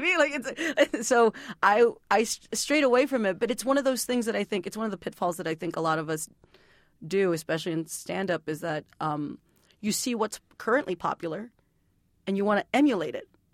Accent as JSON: {"language": "English", "town": "San Juan", "region": "Texas", "country": "United States", "tie": "born or raised there", "said": "I grew up in a, a little town called San Juan, Texas"}